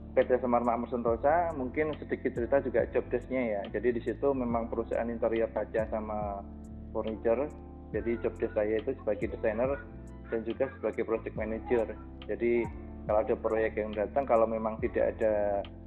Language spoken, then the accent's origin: Indonesian; Jepara, Central Java, Indonesia; moved away as an adult; also born or lived in Surakarta; now in Jakarta, Indonesia; Saya aslinya Jepara